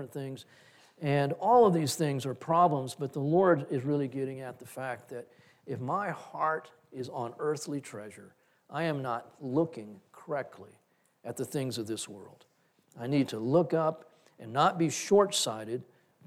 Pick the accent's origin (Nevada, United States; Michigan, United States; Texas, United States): Texas, United States; Corpus Christi; we grew up in Corpus Christi